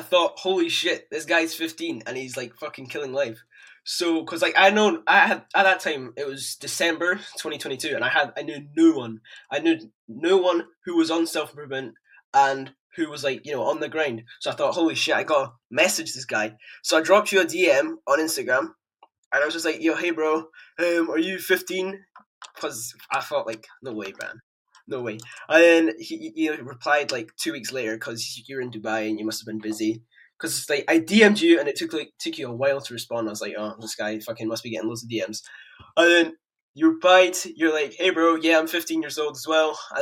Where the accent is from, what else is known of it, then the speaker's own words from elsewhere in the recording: Edinburgh, Scotland, United Kingdom; I'm 15 years old, I come from Edinburgh, Scotland